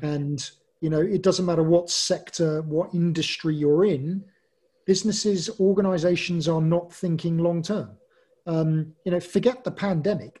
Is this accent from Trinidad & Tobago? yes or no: no; England, United Kingdom; I'm English